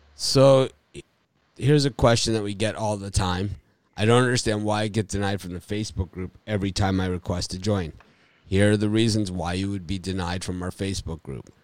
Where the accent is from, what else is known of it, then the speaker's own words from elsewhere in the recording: Miami, Florida, United States; my hometown, Miami, Florida